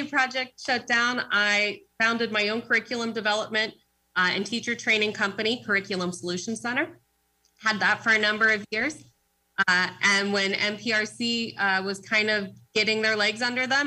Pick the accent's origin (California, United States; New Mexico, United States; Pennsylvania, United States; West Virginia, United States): Pennsylvania, United States; Pittsburgh; moved away as an adult; now in Erie, United States; I grew up in Pittsburgh, Bishop Canavan High School, and I came up here to Erie to study at Mercyhurst